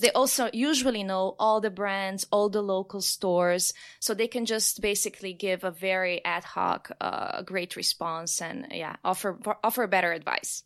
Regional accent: Slovenia; I'm from Slovenia

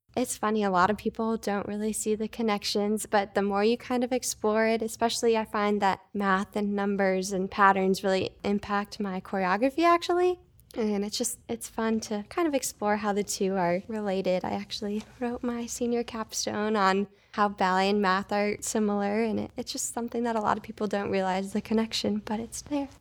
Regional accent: Traverse City, Michigan, United States; moved away as an adult; also born or lived in Oklahoma; now in Fort Wayne, United States; I grew up in Traverse City, Michigan

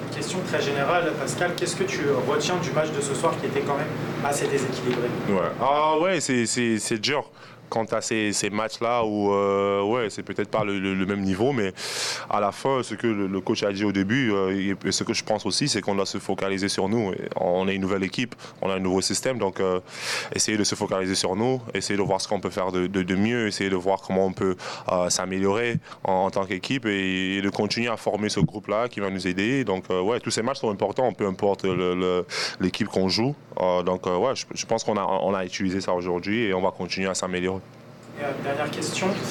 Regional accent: Cameroon; now in Toronto, Canada; je suis Camerounais et c'est dans le sang

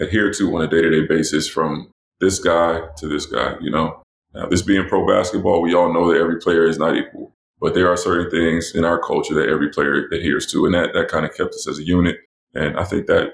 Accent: New Jersey, United States; moved away as an adult; also born or lived in North Carolina / Europe / Florida; I grew up in New Jersey

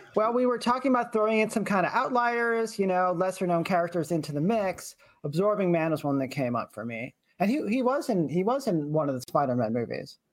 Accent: Lexington, Massachusetts, United States; I'm from Lexington

